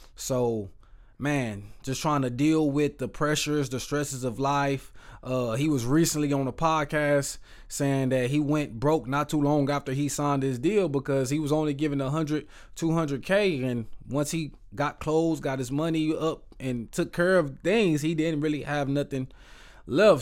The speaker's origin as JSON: {"language": "English", "town": "Waco", "region": "Texas", "country": "United States", "said": "I am from Waco, Texas"}